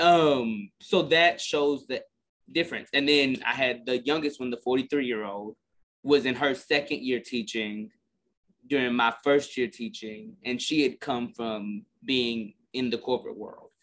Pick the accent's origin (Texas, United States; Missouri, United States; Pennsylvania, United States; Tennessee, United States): Texas, United States; Garland; I'm literally from Garland. So I'm from like 20 minutes north of Lancaster.